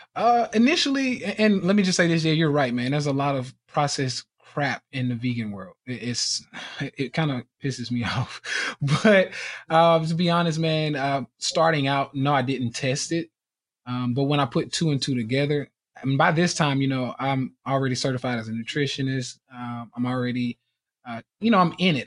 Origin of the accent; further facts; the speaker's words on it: Nashville, Tennessee, United States; I'm from Nashville, Tennessee, born and raised here